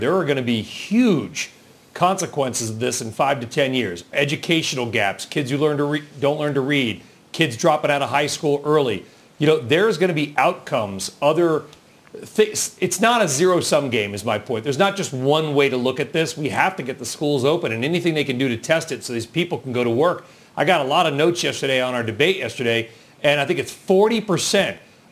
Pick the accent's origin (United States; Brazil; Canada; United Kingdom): United States; Southern California; I grew up in Southern California